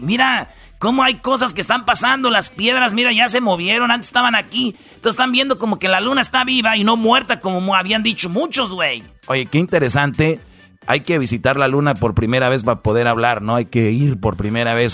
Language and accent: Spanish; Jiquilpan, Michoacán, Mexico; en Jiquilpan, Michoacán, fíjate ahí donde yo nací.